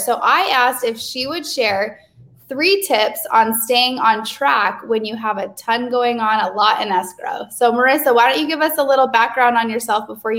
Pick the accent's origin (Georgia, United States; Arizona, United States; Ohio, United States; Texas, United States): Arizona, United States; Gilbert; I'm from Gilbert, Arizona